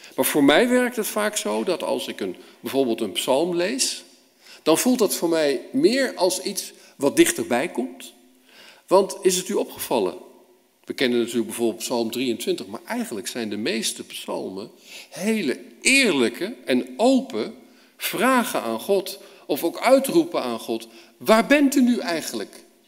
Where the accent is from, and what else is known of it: Netherlands